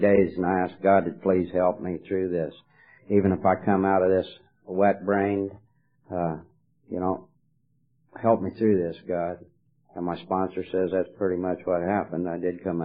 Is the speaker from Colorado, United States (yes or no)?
yes; Colorado, United States; moved away as an adult; now in California, United States; I live in California, but I'm not from California. I'm from Colorado